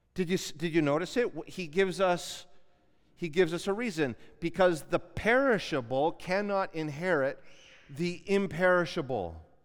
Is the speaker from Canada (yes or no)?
yes; Canada; as Canadian Christians